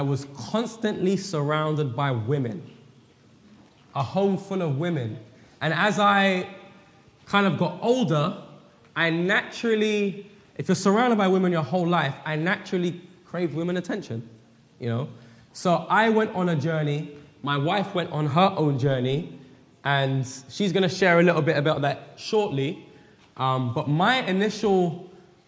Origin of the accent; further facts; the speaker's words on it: England, United Kingdom; now in Weimar, United States; We live at Weimar in California, but we're originally from England